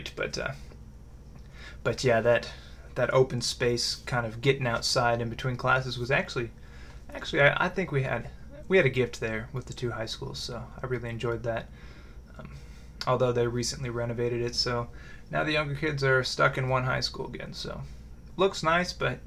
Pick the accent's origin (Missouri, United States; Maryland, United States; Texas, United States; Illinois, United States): Missouri, United States; Raymore; I grew up in Raymore, Missouri